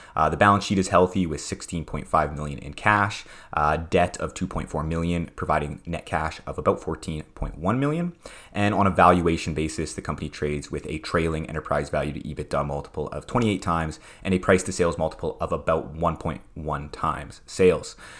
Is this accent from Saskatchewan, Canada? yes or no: yes; Prince Albert, Saskatchewan, Canada; where I grew up in Prince Albert, Saskatchewan